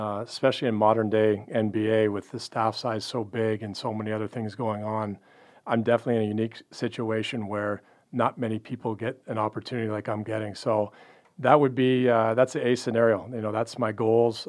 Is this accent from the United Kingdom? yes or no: no; Canada; moved away as an adult; also born or lived in Pacific Northwest; now in Dallas, United States; Grew up in Canada